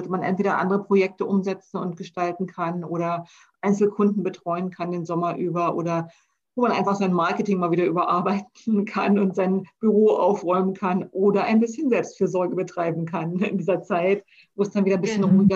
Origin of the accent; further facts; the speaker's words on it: Berlin, Germany; Wenn ich jetzt bei uns Nürnberg Bayreuth sehe oder ich komme ja aus Berlin, da gibt es ja alles.